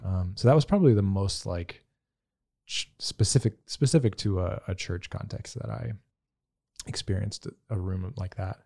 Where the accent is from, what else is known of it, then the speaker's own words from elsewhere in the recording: the South, United States; growing up in the South